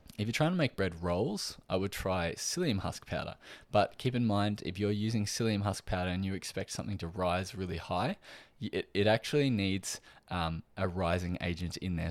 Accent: Australia

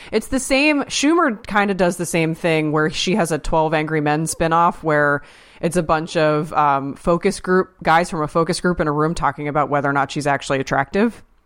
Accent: Pennsylvania, United States; I'm from Pennsylvania

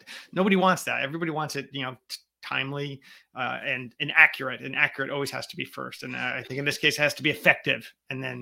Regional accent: Connecticut, United States; Connecticut, which is my home state and where we're based out

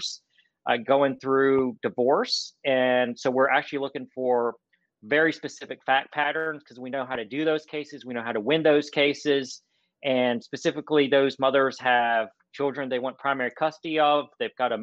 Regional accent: North Carolina, United States; moved away as an adult; now in Atlanta, United States; I was born and raised in North Carolina

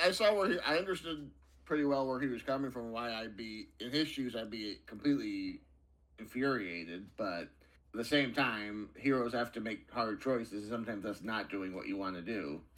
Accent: United States

